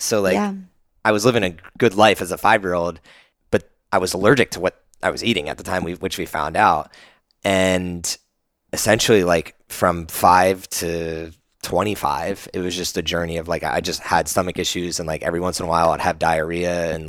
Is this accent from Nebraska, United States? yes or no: no; New Jersey, United States; now in Austin, United States; I grew up in New Jersey